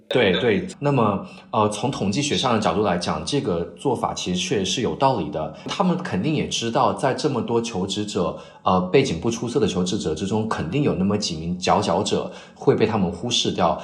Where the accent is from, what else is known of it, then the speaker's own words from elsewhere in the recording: China; moved away as an adult; now in Cambridge, United Kingdom; 只有我一个中国人